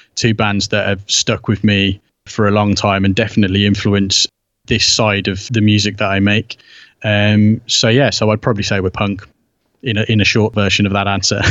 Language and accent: English; United Kingdom; obviously being British